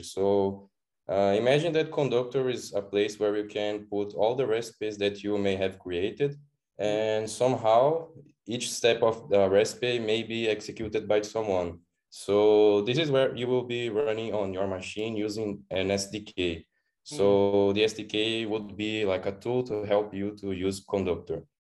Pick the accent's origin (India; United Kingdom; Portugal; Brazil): Brazil; I am from Brazil, living in Florianopolis, which is kind of a very beautiful island